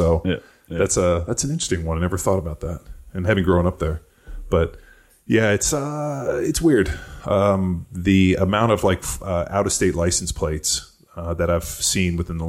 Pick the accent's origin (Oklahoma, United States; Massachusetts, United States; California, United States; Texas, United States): California, United States; Torrance; moved away as an adult; also born or lived in Tampa, Florida; now in Austin, United States; I grew up in Torrance, which is in the South Bay, Palos Verdes area.